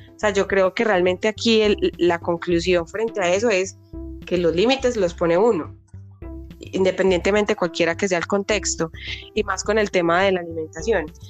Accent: Colombia; nosotros como colombianos

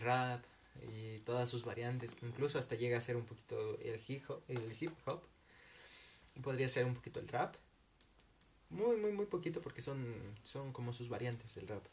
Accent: Mexico; como mexicanos

